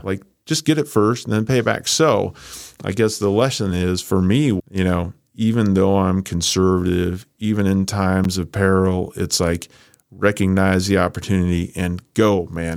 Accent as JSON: {"language": "English", "region": "Iowa", "country": "United States", "tie": "born or raised there", "also_born_or_lived": "Chicago", "moved": "as an adult", "said": "I grew up in Iowa."}